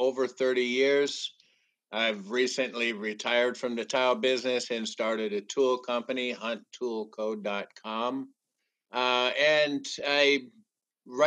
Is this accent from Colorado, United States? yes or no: yes; Denver, Colorado, United States; I'm from the Denver area.